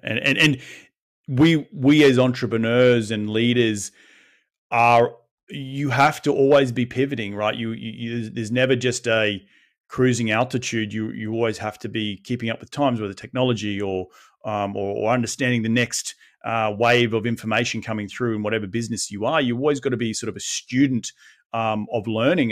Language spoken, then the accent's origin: English; Sunshine Coast, Queensland, Australia; I grew up on the Sunshine Coast